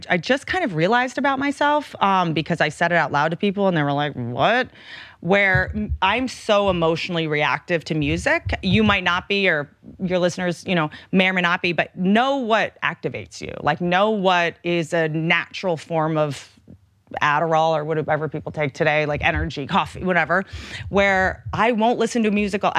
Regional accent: Appalachia, United States; I come from Appalachia.

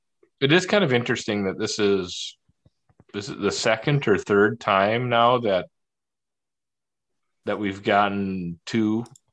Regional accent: Minnesota, United States; I'm from Minnesota.

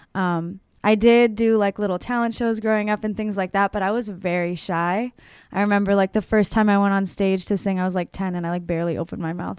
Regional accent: Pittsburgh, Pennsylvania, United States; I'm from Pittsburgh

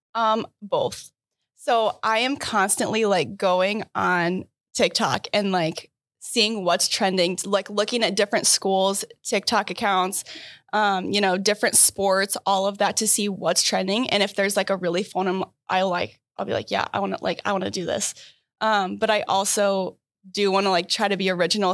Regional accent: Iowa, United States; moved away as an adult; now in Michigan, United States; I'm from Iowa

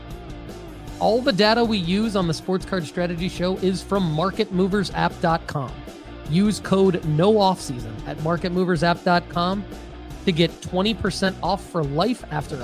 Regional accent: Rochester Hills, Michigan, United States; As a Detroit native, I'm actually from Rochester Hills, but we all say we're from Detroit

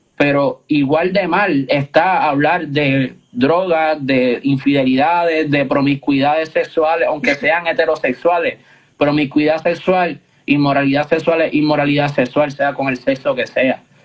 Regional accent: Puerto Rico; nuestra isla

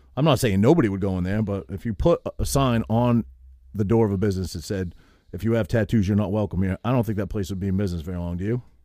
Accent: Harrington, Maine, United States; moved away as an adult; also born or lived in Cherryfield, Maine / New Jersey; I grew up in Harrington, which I lived until I was in eighth grade, You walk to the Methodist church, you know, and then I moved to Cherryfield.

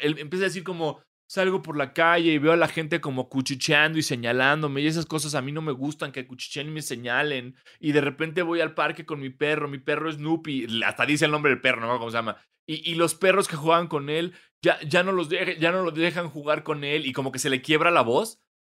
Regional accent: Mexico; como mexicano blanco

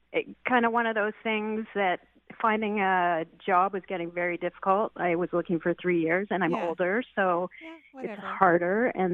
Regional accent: Toronto, Ontario, Canada; now in Vancouver Island, Canada; I grew up in Toronto and moved here, so I never went back.

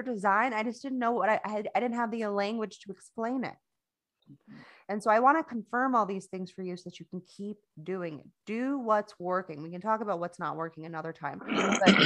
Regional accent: Florida, United States; moved away as an adult; now in North Carolina, United States; I'm actually from Florida, not from North Carolina. As you can probably hear, I don't have an accent. I'm not from here.

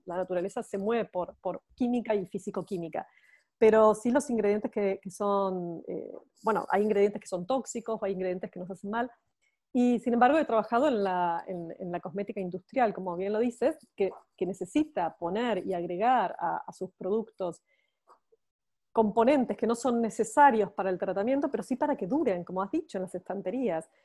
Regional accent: Buenos Aires, Argentina; accent: Argentine; moved away as an adult; now in Barcelona, Spain; Yo soy argentina, como mi acento lo describe, y me encanta, me encanta decir que soy argentina. Soy porteña, no solamente argentina, sino que soy porteña de Buenos Aires

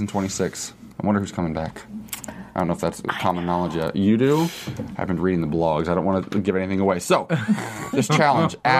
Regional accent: Midwest, United States; I grew up in a religious community in the Midwest

